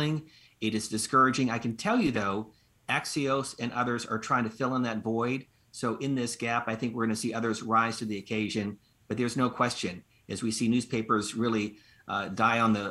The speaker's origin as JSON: {"language": "English", "town": "Erie", "region": "Pennsylvania", "country": "United States", "tie": "born or raised there", "moved": "as an adult", "said": "my hometown of Erie, Pennsylvania"}